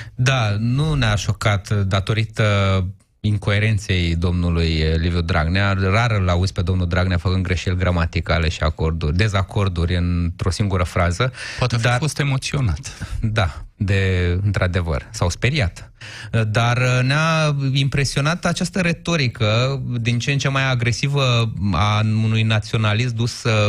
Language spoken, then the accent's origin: Romanian; Iași, Iași County, Romania; Eu sunt ieșean